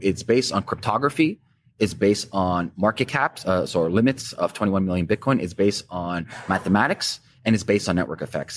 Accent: Canada; as a Canadian

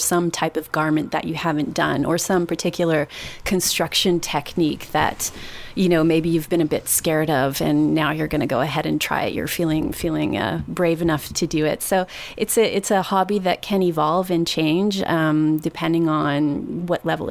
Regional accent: Toronto, Ontario, Canada; I'm from Toronto

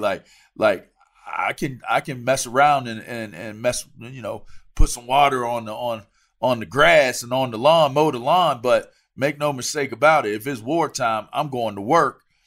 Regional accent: East Coast, United States; I'm from the East Coast

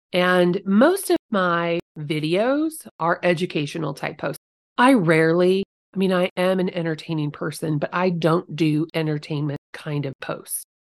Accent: Guthrie Center, Iowa, United States; my hometown, little tiny Guthrie Center.

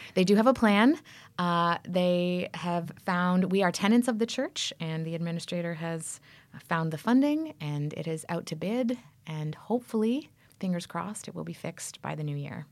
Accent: Toronto, Ontario, Canada; also born or lived in Berkeley, California / Central Valley, California; now in United States; I'm from Canada.

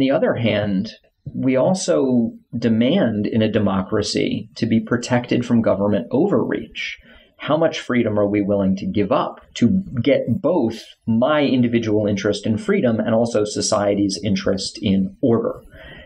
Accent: South Florida, United States; I grew up in South Florida. I moved to North Florida to go to college

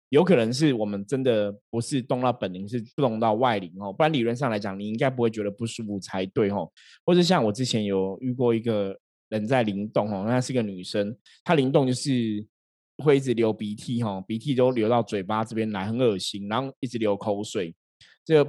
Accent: Shenzhen, Guangdong, China; 因为我们深圳的人都超铁齿的哈，大家知道吗？我们深圳人，我们我们是会打破砂锅问到底哈，包括我自己都是这样子哈。

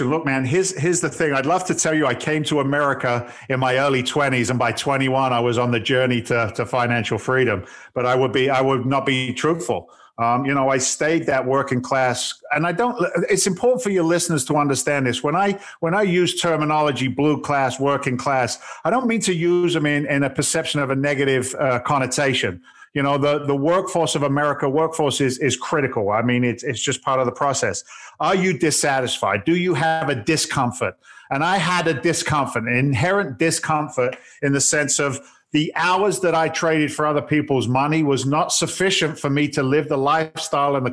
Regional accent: England, United Kingdom; now in United States; I'm actually an immigrant to the states. I came over from England back in 1986

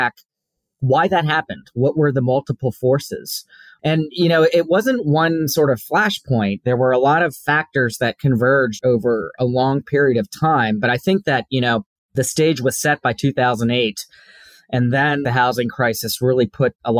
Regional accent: D.C., District of Columbia, United States; moved away as an adult; also born or lived in Washington, D.C.; now in London, United Kingdom; I grew up just outside of Washington, D.C.

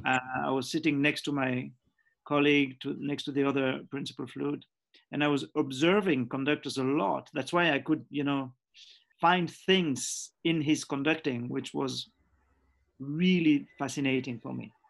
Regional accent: Geneva, Switzerland; also born or lived in Zambia; we came back to Geneva, Switzerland, when I was nearly seven years

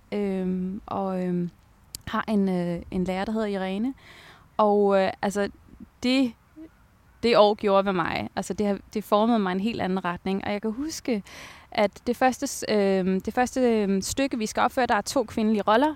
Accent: Taastrup, Capital Region of Denmark, Denmark; also born or lived in Abu Dhabi, United Arab Emirates; jeg var vokset op i Tostrup.

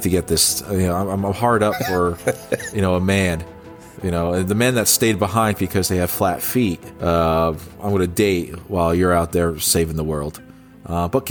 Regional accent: New Jersey, United States; my home state of New Jersey

